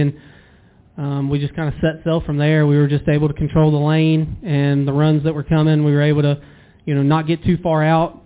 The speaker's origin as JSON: {"language": "English", "town": "Douglasville", "region": "Georgia", "country": "United States", "tie": "born or raised there", "moved": "as an adult", "lives_now": "North Carolina, United States", "said": "I grew up in Douglasville, Villarica area, Winston area, um, right in the heart of that."}